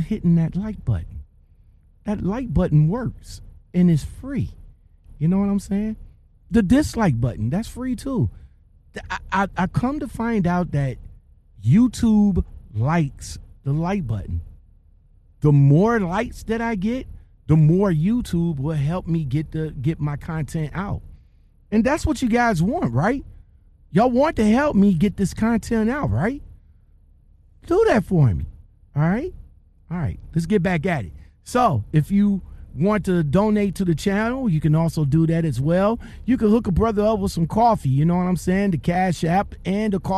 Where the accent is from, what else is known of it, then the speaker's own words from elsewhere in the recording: Ohio, United States; I'm from Ohio